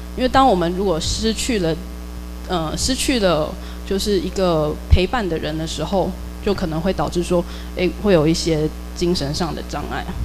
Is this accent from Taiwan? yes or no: yes; Taiwan; 通常我们台湾人或者东方人